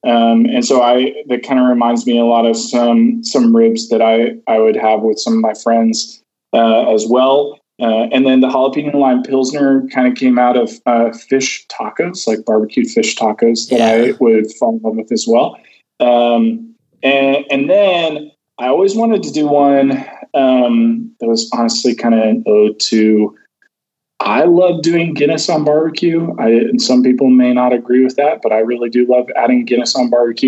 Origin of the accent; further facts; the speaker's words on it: the South, United States; Growing up in the South, I did a lot of traveling with barbecue.